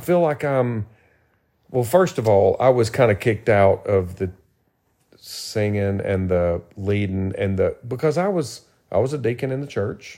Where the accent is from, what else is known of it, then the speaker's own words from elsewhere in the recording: Tennessee, United States; moved away; I'm from Tennessee